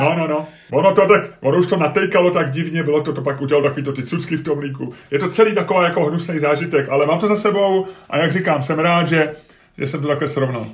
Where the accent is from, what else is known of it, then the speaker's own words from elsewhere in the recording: Prague, Czechia; also born or lived in Holešovice, Prague; my jsme se přestěhovali z Olešovic na sídliště, když rodiče dostali byt na sídliště, tak to bylo sice v Troji, ale bylo to de facto sídliště Bohnice